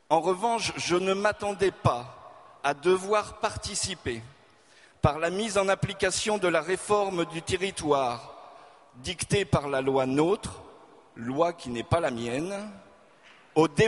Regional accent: Auvergne-Rhône-Alpes, France; also born or lived in Hauts-de-France; Je suis ch'ti de naissance. J'ai grandi. J'ai grandi dans la région de Lyon et la vie m'a mené dans le sud-ouest, grande région du ballon ovale.

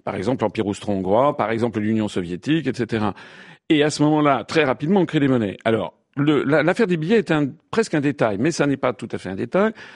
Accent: France; Je suis français, je suis père de famille, j'ai un appartement à Paris.

